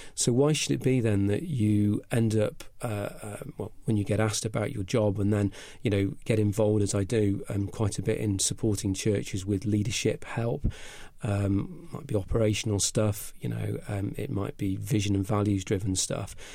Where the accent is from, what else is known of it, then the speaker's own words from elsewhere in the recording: Cheshire, North West England, United Kingdom; accent: slight northern; moved away; also born or lived in Clevedon; I started off life in Cheshire